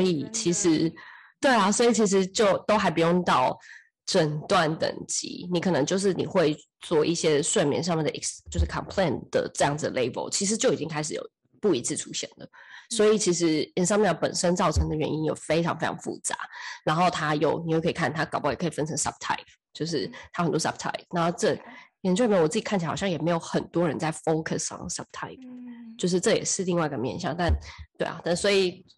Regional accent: Taiwan; moved away as an adult; also born or lived in United States; 其实我又不是在美国长大的，我明明就是所有的人生大部分都还是在台湾

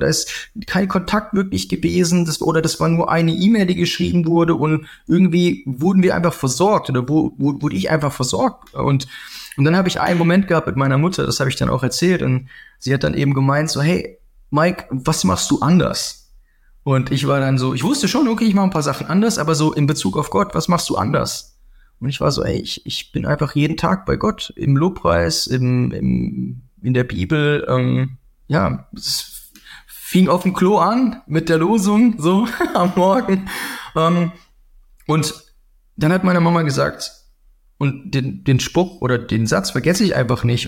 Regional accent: Southern Germany, Germany; Ich komme ganz aus dem Süden

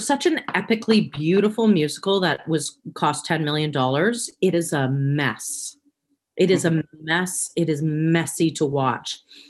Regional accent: Oshawa, Ontario, Canada; I grew up in Oshawa, friends.

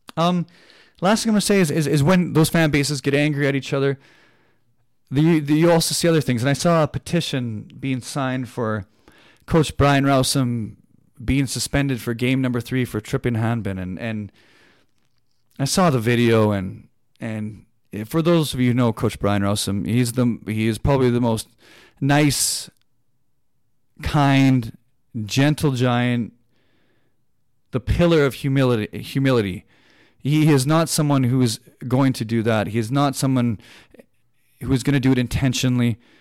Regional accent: Canada; I'm a Canadian person

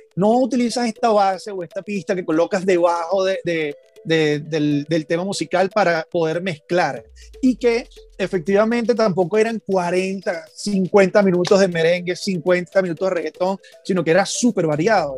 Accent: Venezuela; moved away; nosotros allá en Venezuela, que somos sumamente caribeños y tropicales

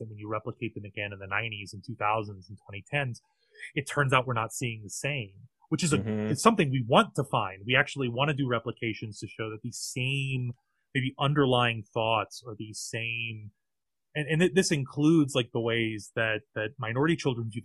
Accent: Southern Louisiana, United States; a Southerner who grew up in Southern Louisiana, who lived through Katrina and other hurricanes

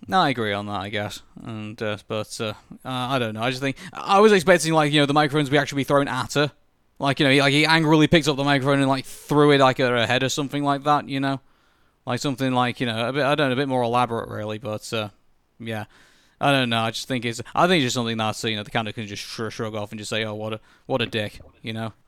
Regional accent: United Kingdom; I'm British

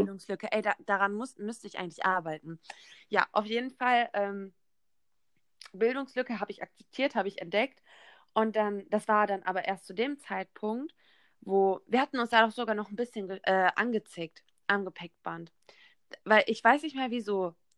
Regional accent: near Bielefeld, North Rhine-Westphalia, Germany; moved away; ich bin 19 Jahre alt und ich komme aus der Nähe von Bielefeld

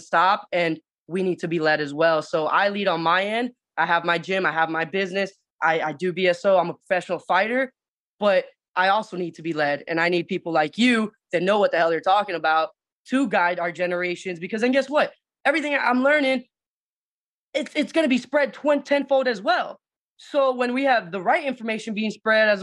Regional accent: Miami, Florida, United States; moved away as an adult; I'm actually originating from Miami. My like I said, my entire background is Puerto Rican, family's Puerto Rican, but mom said, you know, I was going to be born here for some weird reason. So she came over here, had my sister and myself. So we grew up from down here.

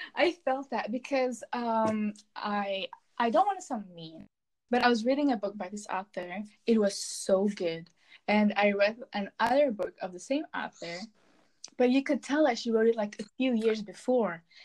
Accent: Belgium; I'm from Belgium. I live in the land of fries and chocolate.

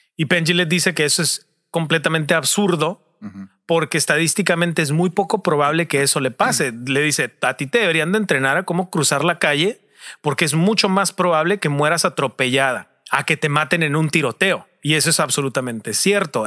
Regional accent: Tijuana, Baja California, Mexico; nosotros somos Tijuana, estamos en Tijuana

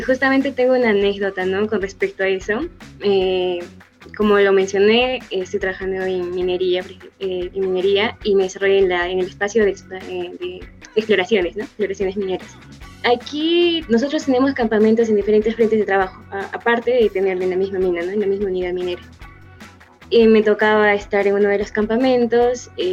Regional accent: Arequipa, Peru; tengo 23 años, soy de Arequipa.

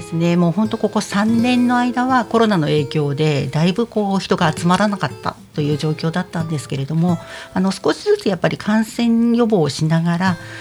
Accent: Odawara, Kanagawa, Japan; 私は実は小田原生まれ、小田原育ちなので

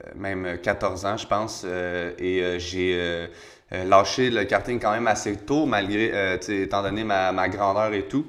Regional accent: Quebec, Canada

